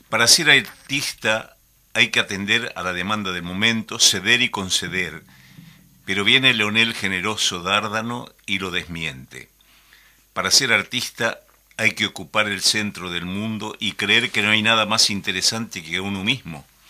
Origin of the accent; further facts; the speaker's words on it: Paraguay; now in Uruguay; yo soy paraguayo